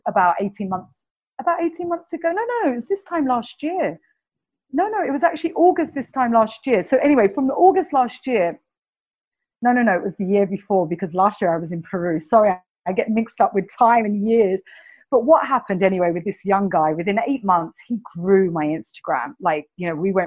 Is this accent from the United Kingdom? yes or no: yes; London, United Kingdom; accent: Cockney English; my Cockney English accent